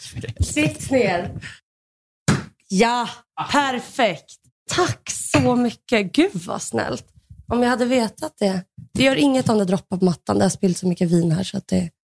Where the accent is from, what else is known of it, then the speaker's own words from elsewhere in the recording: Russia; now in Sweden; jag är ryss, jag har lärt mig det, det är viktigt.